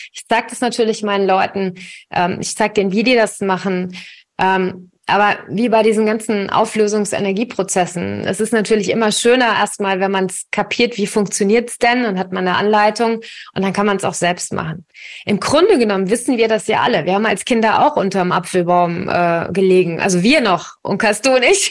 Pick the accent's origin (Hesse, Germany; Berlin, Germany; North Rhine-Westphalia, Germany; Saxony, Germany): Hesse, Germany; Königstein im Taunus; ich komme hier aus Königstein, aus dem Taunus